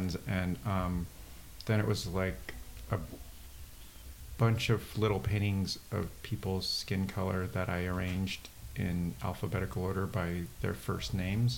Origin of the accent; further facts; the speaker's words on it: San Diego, California, United States; also born or lived in Wallingford, Connecticut; now in Brooklyn, United States; I live in Brooklyn, but I grew up in San Diego. I live in Brooklyn and San Diego, but I grew up in San Diego and Wallingford, Connecticut